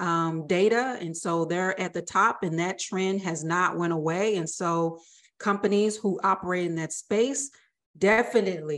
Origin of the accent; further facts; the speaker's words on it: the South, United States; I'm from the South